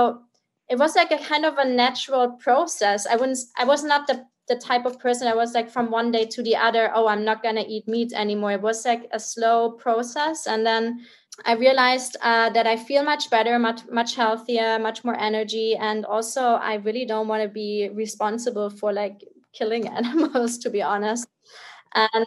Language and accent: English; Munich, Bavaria, Germany; I'm originally from Bavaria, like Munich in Germany